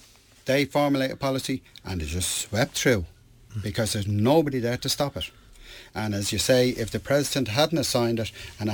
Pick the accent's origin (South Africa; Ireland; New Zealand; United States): Ireland; I'm Irish. I'm Irish first, European second.